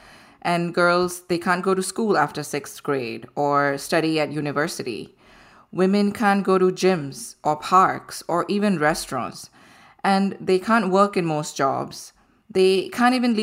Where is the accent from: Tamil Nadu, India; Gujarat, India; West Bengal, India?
Gujarat, India; Ahmedabad; moved away; my hometown, Ahmedabad, in India, where I grew up.